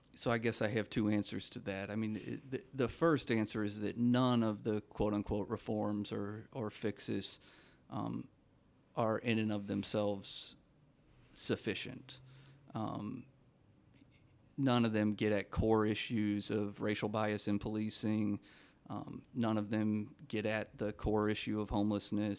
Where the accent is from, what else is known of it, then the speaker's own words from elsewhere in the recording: Minnesota, United States; I come from Minnesota